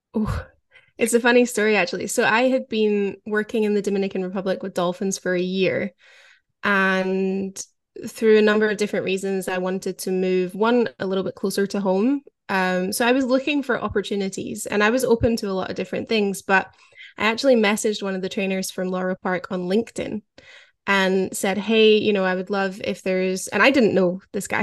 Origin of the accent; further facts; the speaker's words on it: Scotland, United Kingdom; growing up in Scotland